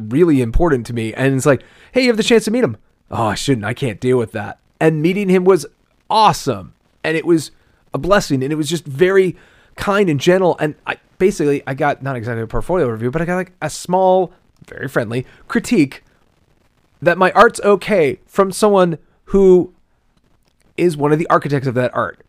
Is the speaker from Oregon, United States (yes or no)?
no; Pittsburgh, Pennsylvania, United States; We're from Pittsburgh.